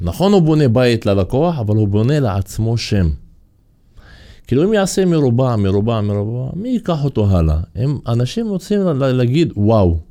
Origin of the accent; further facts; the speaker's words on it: Kafr Qara, Haifa District, Israel; אני מכפר קרא